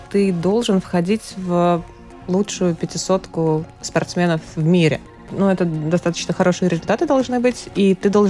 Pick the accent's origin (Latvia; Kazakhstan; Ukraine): Latvia; участие в международных соревнованиях так целенаправленно мы, пилоты из Латвии, стали практиковать буквально пару лет назад.